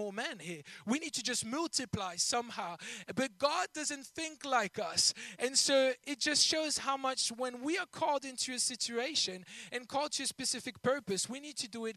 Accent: Belgium; first language French; English is a second language; moved away as an adult; now in England; I'm not originally from England, if you couldn't tell by my accent and my mistakes here and there in the language. I'm from Belgium. I originally speak French

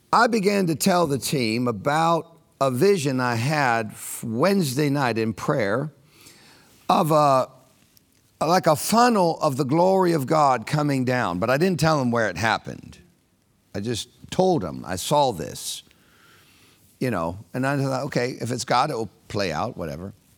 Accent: Orlando, Florida, United States; a guy from Orlando, Florida

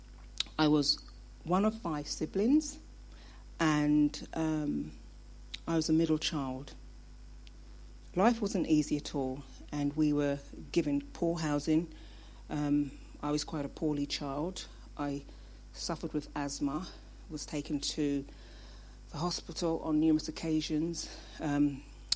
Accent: London, United Kingdom; I was born in London, Brixton, in the 60s. However, my parents were originally from Jamaica

